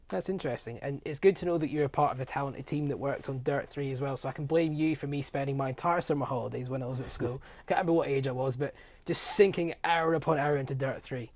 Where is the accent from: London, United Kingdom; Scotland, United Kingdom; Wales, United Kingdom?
Scotland, United Kingdom; As a Scottish boy